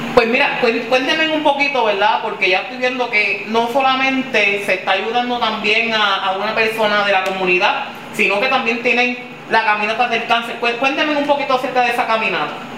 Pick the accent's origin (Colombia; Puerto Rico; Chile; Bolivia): Puerto Rico; Comerío; aquí desde la comunidad de Elena, de mi pueblo comerío